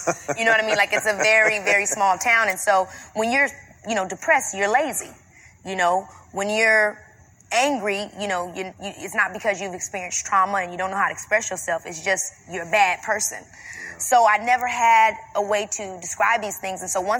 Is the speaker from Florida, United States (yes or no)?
no; Robbins, Illinois, United States; You know, I come from Robbins, Illinois, which is like a very small town.